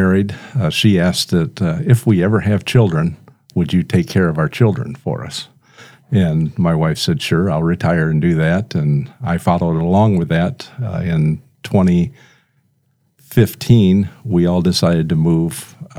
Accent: Flint, Michigan, United States; moved away as an adult; also born or lived in Howell, Michigan; now in Brandon, United States; I grew up in the Howell area, moved to Flint, Michigan in third grade, stayed there till I graduated, came out here to Sioux Falls College back then in 1970, and liked the weather and basically decided to stay.

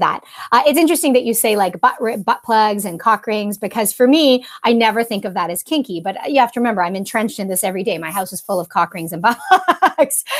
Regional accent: Canada; accent: Canadian; also born or lived in Toronto; I'm a Canadian.

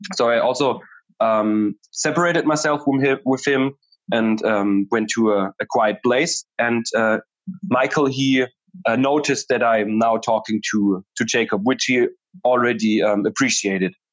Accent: Germany; I'm from Germany

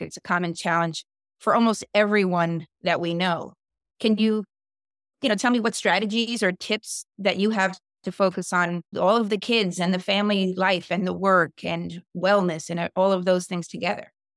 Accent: New York City, New York, United States; also born or lived in Westfield, New Jersey; now in New Jersey, United States; I'm originally from Staten Island

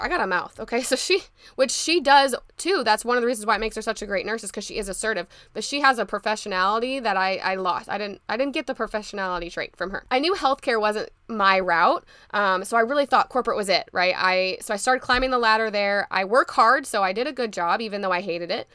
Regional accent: Indianapolis, Indiana, United States; pharmacy school back in my hometown at Butler University

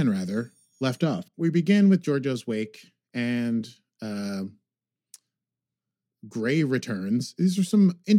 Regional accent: United States; I'm American.

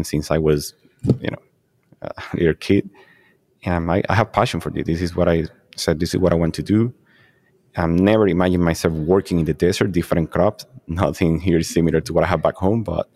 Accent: Puerto Rico; moved away as an adult; now in Arizona, United States; I'm originally from Puerto Rico. I grew up in tropical farming

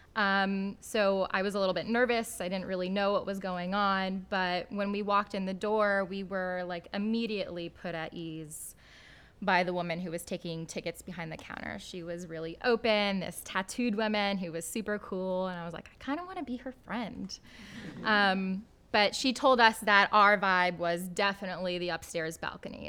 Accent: Midwest, United States; growing up in the Midwest, to an immigrant Pakistani father

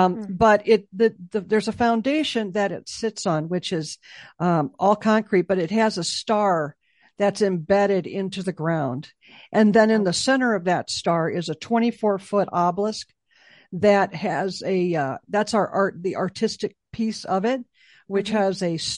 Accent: Chicago, Illinois, United States; Yeah, I'm from Chicago, so. You think about you go under a viaduct and it's not a good

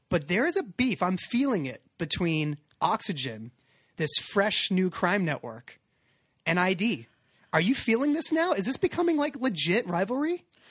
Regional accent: California, United States; I'm from California

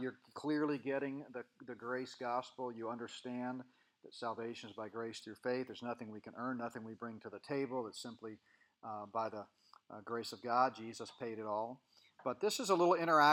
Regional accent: Colorado, United States; I'm from Colorado. My family live in Colorado. We live in the mountains.

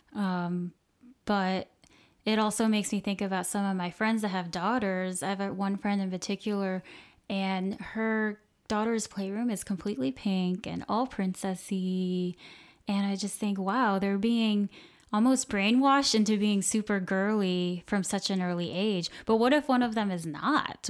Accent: Cape Coral, Florida, United States; I'm from Southwest Florida, uh, from a small town called Cape Coral

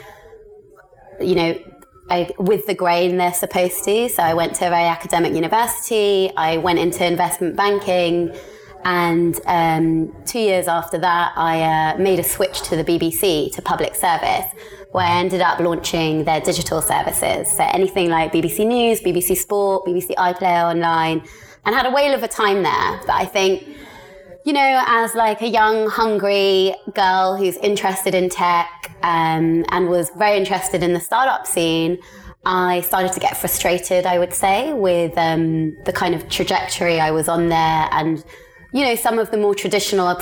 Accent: London, United Kingdom; moved away as an adult; also born or lived in Cambridge / Paris / Bali; born and bred in the UK, in London, but ethnically and half Indian, half Pakistani

